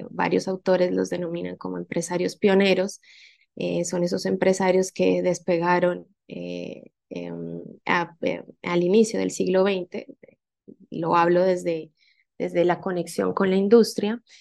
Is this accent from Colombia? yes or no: yes; Colombia; pensémonos que yo soy colombiana, pero hice el, el doctorado en México y mis evaluadores eran de diferentes partes de Latinoamérica.